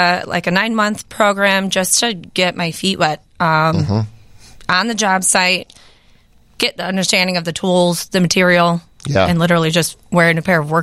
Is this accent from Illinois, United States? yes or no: yes; Addison, Illinois, United States; Born in Addison, grew up there